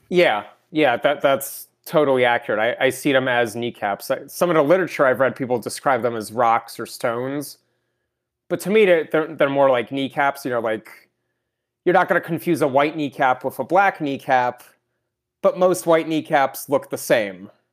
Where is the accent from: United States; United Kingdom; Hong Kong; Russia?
Russia; I was born in Russia